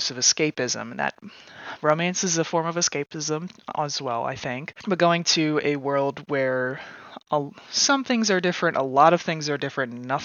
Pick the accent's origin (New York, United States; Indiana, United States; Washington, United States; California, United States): Indiana, United States; Indianapolis; moved away as an adult; also born or lived in Bath, England; now in Central Ohio, United States; my hometown of Indianapolis, Indiana